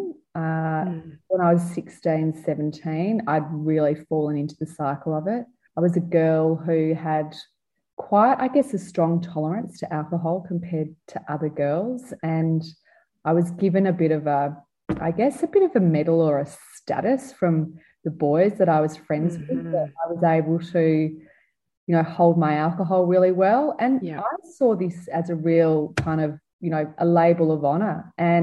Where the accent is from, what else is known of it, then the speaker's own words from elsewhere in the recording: Melbourne, Victoria, Australia; I was a teenager growing up in Melbourne in the 1980s